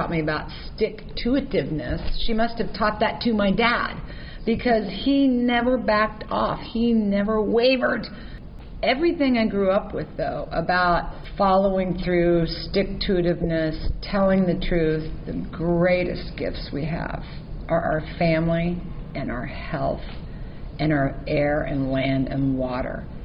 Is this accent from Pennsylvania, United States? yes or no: no; Lawrence, Kansas, United States; moved away; also born or lived in California; Growing up in Kansas